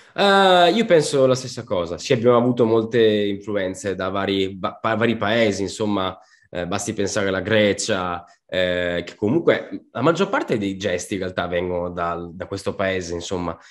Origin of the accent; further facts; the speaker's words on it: Veneto, Italy; also born or lived in Sicily; io sono anch'io di origini siciliane, come te Pietro, sono nato anche in Sicilia, ho vissuto lì otto anni, adesso sono 17 anni che vivo qua in Veneto